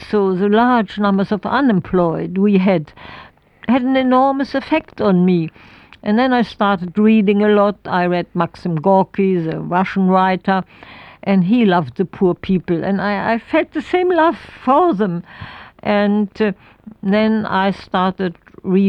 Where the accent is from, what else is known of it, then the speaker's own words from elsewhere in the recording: Berlin, Germany; English is a second language; moved away as an adult; also born or lived in Oxfordshire, United Kingdom; We are all from Berlin. That is my, even the generation before, we are really true blue Berlin people.